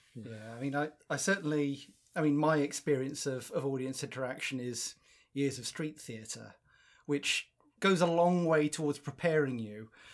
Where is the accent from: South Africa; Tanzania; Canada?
South Africa; now in United Kingdom; I'm South African by birth